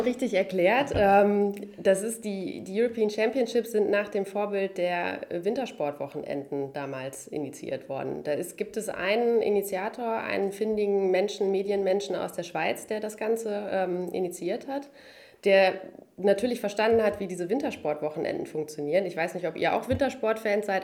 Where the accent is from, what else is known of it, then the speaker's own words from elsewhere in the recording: Münster, North Rhine-Westphalia, Germany; ich komme aus Hiltrup ursprünglich